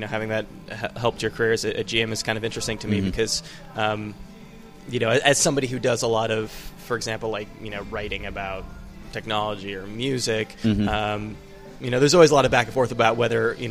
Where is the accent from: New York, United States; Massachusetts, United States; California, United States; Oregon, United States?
California, United States; East Bay; I'm from the East Bay